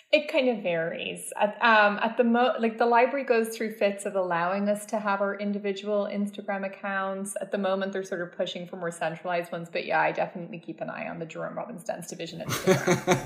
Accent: Dublin, Leinster, Ireland; moved away as an adult; also born or lived in Paris; now in New York, United States; I grew up in Dublin, which is a city

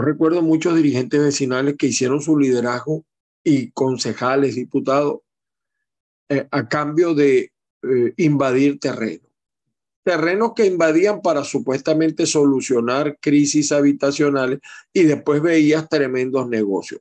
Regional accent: Maracaibo, Zulia, Venezuela; cuando yo estaba chamo, yo viví un tiempo con mi mamá, mi hermano y mi abuela en Cecilia, en Costa, Maracaibo. Yo nací en Maracay, pero mi mamá eh, vivía en Maracaibo

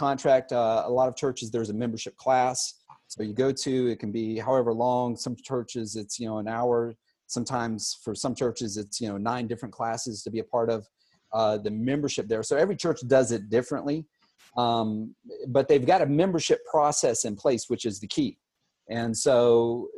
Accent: Savannah, Georgia, United States; also born or lived in Pittsburgh, Pennsylvania / Atlanta, Georgia; now in Boca Raton, United States; I was actually born in Pittsburgh, Pennsylvania, but I grew up in Savannah, Georgia, and on the coast

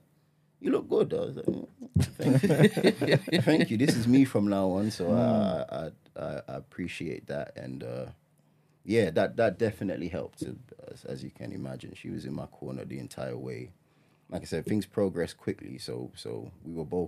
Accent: Ghana; I'm Ghanaian.

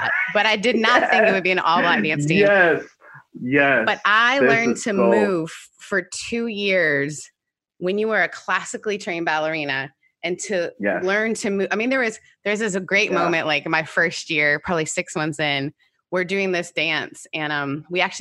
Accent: Canada; also born or lived in United Kingdom

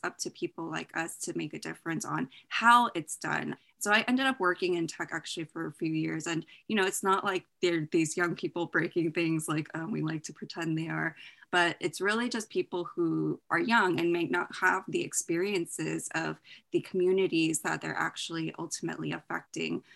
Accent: Bay Area, Silicon Valley, California, United States; I grew up in the Bay Area, Silicon Valley

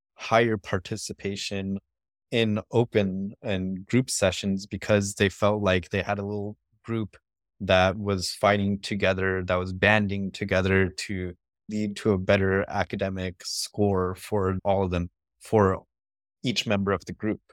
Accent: Stockton, California, United States; moved away as an adult; also born or lived in Berkeley, California / Los Angeles, California; I grew up in Stockton, California, which is about forty miles south of Sacramento

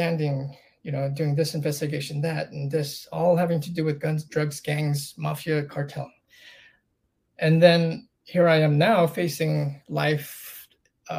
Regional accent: Palm Springs, California, United States; moved away; I grew up in Palm Springs.

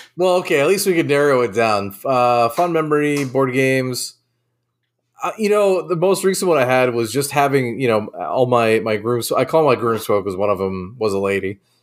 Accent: Nantucket, Massachusetts, United States; moved away; I grew up on Nantucket, uh, in Massachusetts

